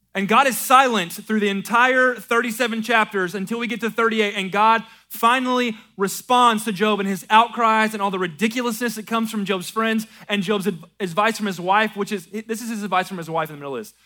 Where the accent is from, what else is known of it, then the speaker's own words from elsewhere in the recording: American South, Southern United States, United States; American Southern Christians